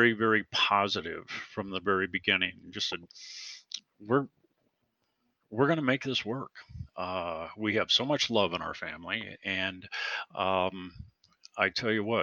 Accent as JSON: {"language": "English", "town": "Lorain", "region": "Ohio", "country": "United States", "tie": "born or raised there", "said": "I grew up with a family of five kids in Lorain, Ohio, just outside of Cleveland"}